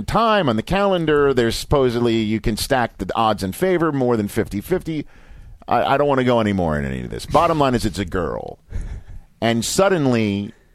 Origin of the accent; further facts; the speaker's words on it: New York City, New York, United States; now in Los Angeles, United States; for people of my age, age 44, growing up in Staten Island, Yankee fans, we all revere Donnie Baseball.